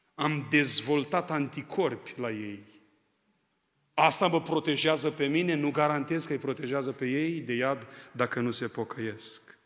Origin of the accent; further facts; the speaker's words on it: Onești, Bacău County, Romania; moved away as an adult; now in Arad, Romania; M-am născut în Onești, județul Bacău. La vârsta de 18 ani am venit în Arad și de 18 ani sunt în Arad